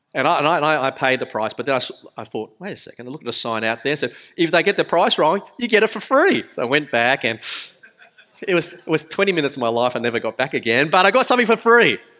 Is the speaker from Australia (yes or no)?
yes; Sydney, New South Wales, Australia; accent: thick Australian; I was born in Australia. You can tell by the rather thick accent, but my parents were migrants, migrants from Malaysia